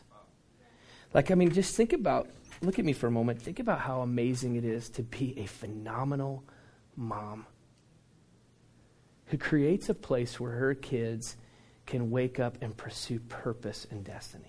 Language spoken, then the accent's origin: English; Dallas, Texas, United States; moved away as an adult; also born or lived in Phoenix, United States; now in Orange County, United States; I was born and raised in Dallas